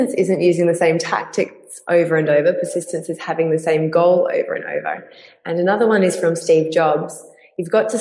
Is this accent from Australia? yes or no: yes; Perth, Western Australia, Australia; I made scarves and sold them to women's boutiques around my hometown in Perth